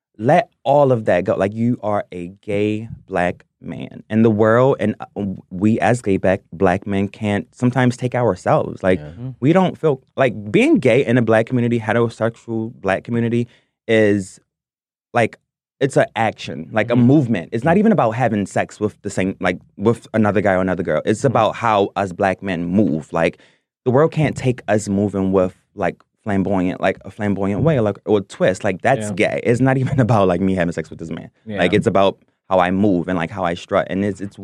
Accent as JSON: {"language": "English", "town": "Baltimore", "region": "Maryland", "country": "United States", "tie": "born or raised there", "said": "growing up in Baltimore"}